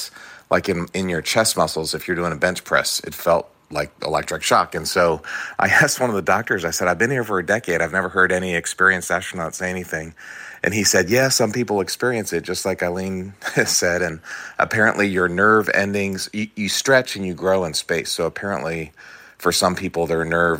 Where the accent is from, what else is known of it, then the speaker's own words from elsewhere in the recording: East Coast, United States; I grew up on the East Coast